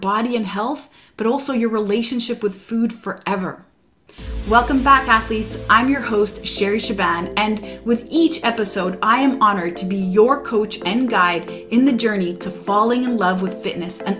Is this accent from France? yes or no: no; Quebec, Canada; I am from Quebec, Canada